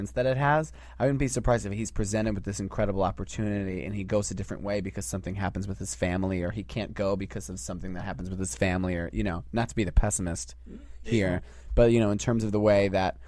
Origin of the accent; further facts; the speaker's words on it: Long Island, New York, United States; I grew up on Long Island